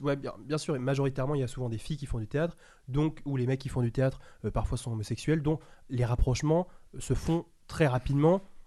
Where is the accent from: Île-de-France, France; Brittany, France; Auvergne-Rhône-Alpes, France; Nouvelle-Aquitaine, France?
Île-de-France, France; also born or lived in Paris; Moi, étant le seul garçon de banlieue qui arrivait dans le lycée parisien